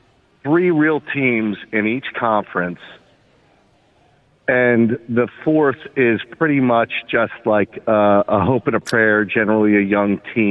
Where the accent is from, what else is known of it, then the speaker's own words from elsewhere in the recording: Philadelphia, Pennsylvania, United States; You know, it's actually for me as a Philadelphian, it is. We root for our teams because they are Philadelphia.